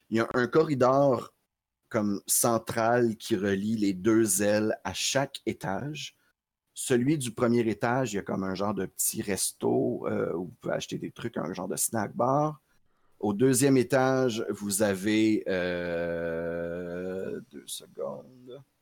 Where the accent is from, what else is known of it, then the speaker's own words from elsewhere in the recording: New York, United States; J'ai grandi dans Queens, oui.